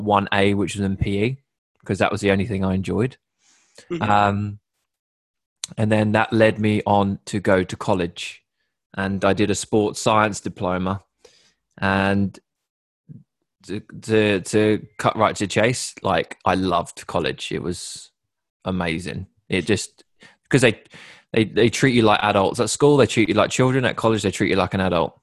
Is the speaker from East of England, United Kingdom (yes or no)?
yes; Sudbury, East of England, United Kingdom; also born or lived in Bury St Edmunds / Hertfordshire; I grew up in a place called Sudbury, which is a small town in Suffolk